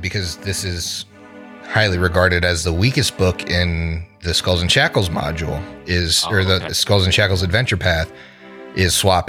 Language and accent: English; Minnesota, United States; Like, I'm from Minnesota.